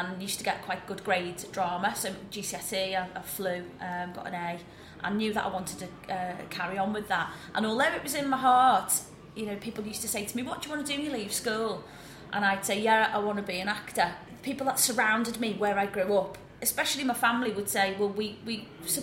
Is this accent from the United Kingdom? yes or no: yes; New Brighton, North West England, United Kingdom; accent: Scouse; moved away; I grew up in a place called New Brighton, which is in the Wirral, which is near Liverpool. So I'm not actually a true Scouser. I know I sound it